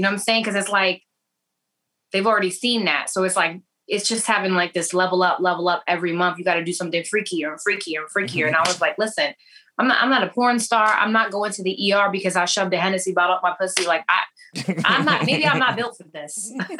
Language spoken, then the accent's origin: English; New York, United States; I'm from New York. I'm from the Bronx. like most Puerto Ricans.